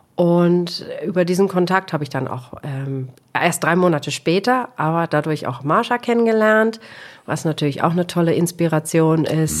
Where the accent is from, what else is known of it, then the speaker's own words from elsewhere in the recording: Solingen, North Rhine-Westphalia, Germany; moved away as an adult; also born or lived in Eifel / Spain; now in Algarve, Portugal; ich komme ursprünglich aus Solingen, wo die scharfen Messer herkommen. Da bin ich also auch aufgewachsen